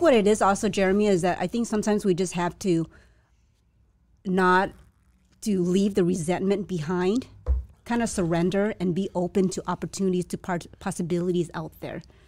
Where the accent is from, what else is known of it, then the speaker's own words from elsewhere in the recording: La Puente, California, United States; first language Chinese; English is a second language; also born or lived in Vietnam / San Gabriel / Alhambra; I was raised in La Puente, yeah, and then moved, that's where I did my el-, elementary school